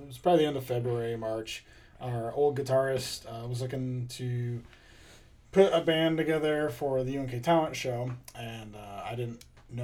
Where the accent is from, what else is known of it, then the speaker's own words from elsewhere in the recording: North Platte, Nebraska, United States; I'm originally from North Platte, Nebraska.